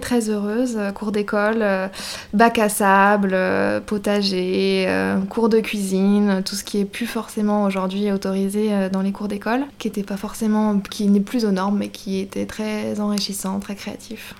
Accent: Rochefort-en-Terre, Brittany, France; also born or lived in Barcelona; mon village natal à Rochefort-en-Terre

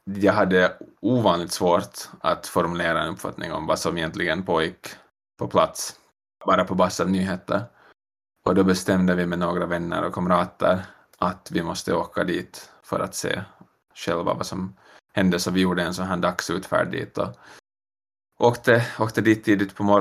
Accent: Finland; moved away as an adult; also born or lived in New York; now in Montreal, Canada; Ah, jag flyttade från Finland 2017 i augusti. Bodde i New mm. York en sväng först, ett år

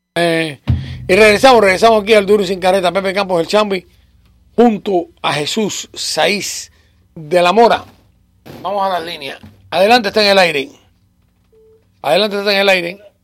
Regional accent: Cuba; nosotros los cubanos, y digo los cubanos porque yo soy cubano

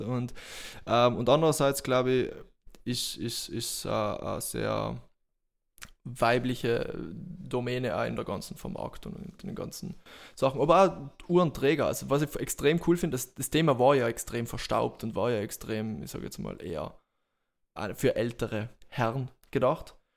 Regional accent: Bolzano, Trentino-Alto Adige, Italy; moved away as an adult; now in Graz, Austria; bin gebürtiger Südtiroler, geboren in, in, in Bozen

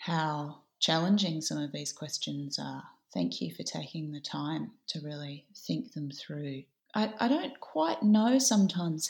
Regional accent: Adelaide, South Australia, Australia; moved away as an adult; also born or lived in Sydney; I grew up in Adelaide in Tandanya

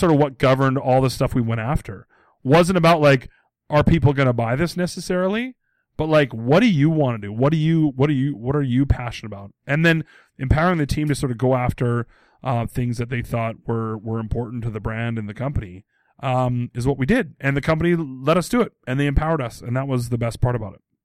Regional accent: Abbotsford, British Columbia, Canada; moved away; in my hometown of Abbotsford, B C

